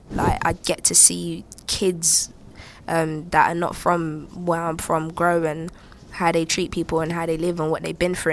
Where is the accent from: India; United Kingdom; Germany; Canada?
United Kingdom; I'm black, I'm British